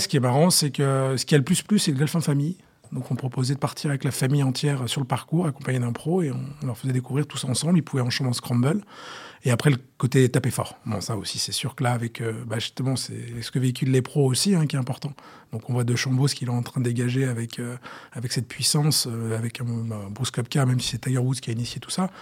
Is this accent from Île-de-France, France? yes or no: yes; Saint-Nom-la-Bretèche, Île-de-France, France; j'ai, j'ai grandi et je suis né à Saint-Nom-la-Bretèche